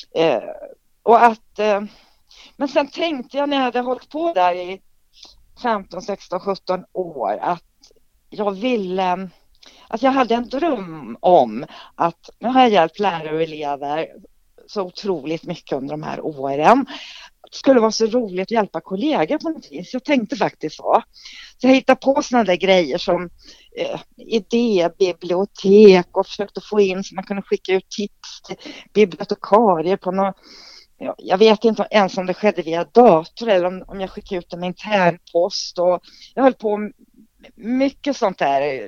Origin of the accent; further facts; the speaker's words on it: Trollhättan, Västra Götaland, Sweden; moved away as an adult; also born or lived in Borås; jag kommer ju från Trollhättan. Och bodde där tills jag var 19 år